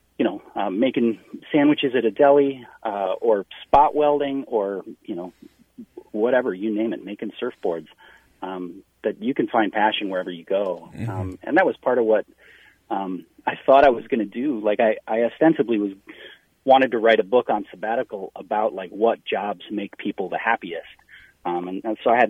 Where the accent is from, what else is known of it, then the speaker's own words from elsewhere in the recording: Wisconsin, United States; I'm from Wisconsin.